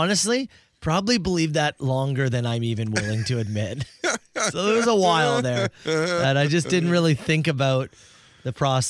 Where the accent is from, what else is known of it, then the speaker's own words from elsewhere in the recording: Canada; being Canadian